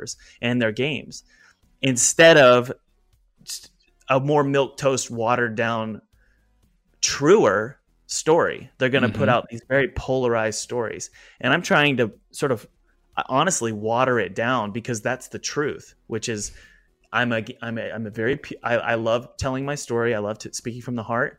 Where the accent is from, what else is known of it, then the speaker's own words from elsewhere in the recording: the Bible Belt, Southern United States, United States; I grew up in the Bible Belt